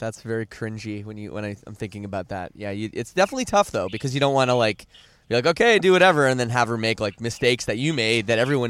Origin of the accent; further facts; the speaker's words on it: Canada; I'm from Canada.